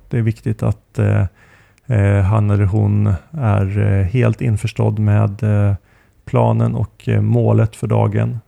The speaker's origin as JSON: {"language": "Swedish", "country": "Sweden", "moved": "yes", "said": "hemma i Sverige"}